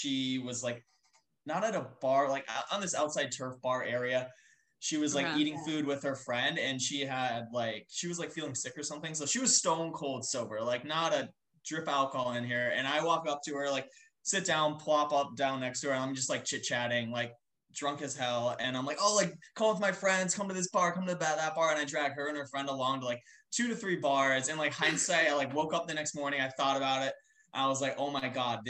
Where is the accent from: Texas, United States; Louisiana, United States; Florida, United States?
Florida, United States; Tampa; the kid from Tampa